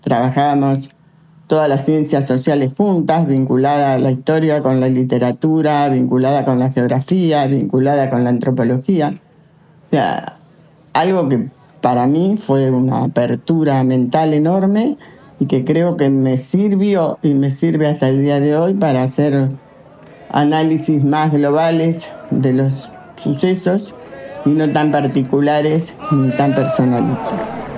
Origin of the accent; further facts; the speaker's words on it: Santa Fe, Argentina; Yo nací en Santa Fe, soy santafesina